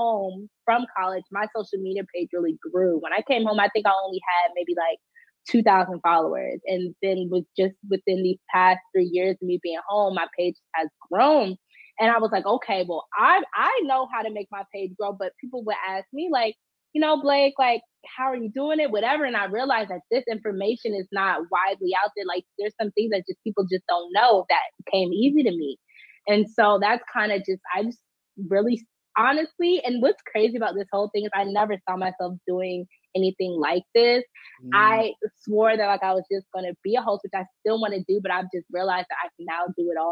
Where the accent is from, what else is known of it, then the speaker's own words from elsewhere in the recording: Washington, District of Columbia, United States; I am from Washington, D.C. I was born and raised here in Southeast D.C.